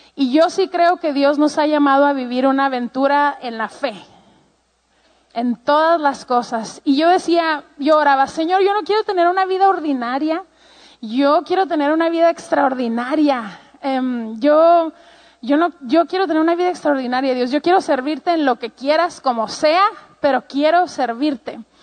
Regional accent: Ciudad Juárez, Chihuahua, Mexico; Yo pues soy mexicana, em, tengo treinta y tantos años y eh, crecí toda mi vida en la frontera con Estados Unidos en un lugar que se llama Juárez, Chihuahua

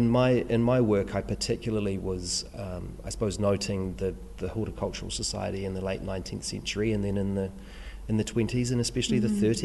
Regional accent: Christchurch, Canterbury, New Zealand; I grew up in St Martin's here in Christchurch

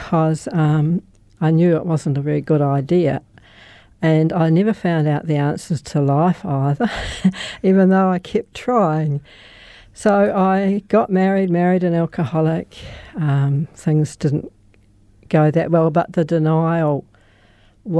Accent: Christchurch, Canterbury, New Zealand; I was born in Christchurch

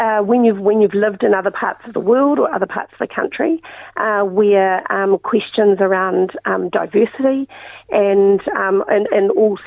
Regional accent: New Plymouth, Taranaki, New Zealand; But growing up in New Plymouth was... you know, typical, very relaxed, you know, you biked everywhere, you didn't have curfews, and small community, very much an arts community.

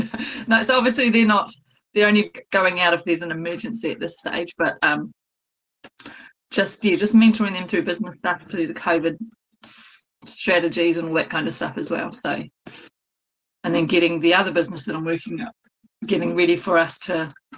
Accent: Texas, United States; now in Kawerau, New Zealand; I'm in my office near Kawerau. Probably closer to Te Teko. I'm a Texan.

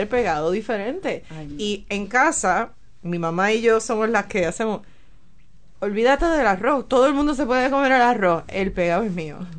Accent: San Juan, Puerto Rico; moved away as an adult; also born or lived in United States; now in Tauranga, New Zealand; yo soy de la capital, yo soy de San Juan. Este, nací, crecí

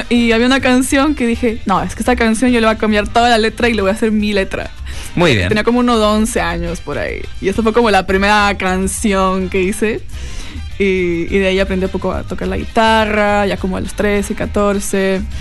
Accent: Quito, Pichincha, Ecuador; moved away as an adult; also born or lived in Caracas, Venezuela / Boston, United States / California, United States; now in New Zealand; yo nací en Caracas, en Venezuela, y después viví toda la vida en Ecuador

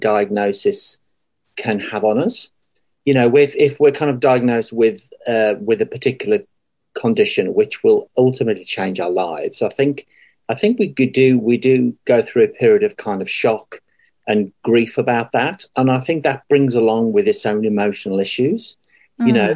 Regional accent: England, United Kingdom; moved away as an adult; now in Dunedin, New Zealand; I came from England originally, back in 2006.

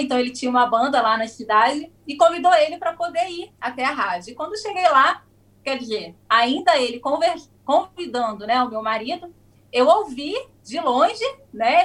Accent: Espírito Santo, Brazil; also born or lived in New Zealand; now in Vila Velha, Brazil; eu sou do Espírito Santo

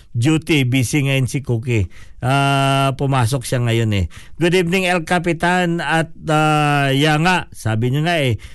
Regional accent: Philippines; Tagalog is a second language; now in New Zealand; Dahil Pilipino tayo

